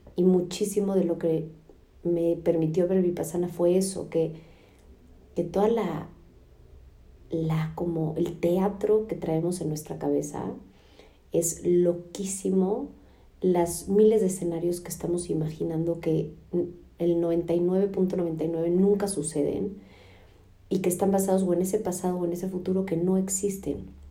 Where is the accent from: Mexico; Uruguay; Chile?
Mexico; now in United States; en casa de mis papás. En México llegamos ayer de Estados Unidos para quedarnos cinco semanas aquí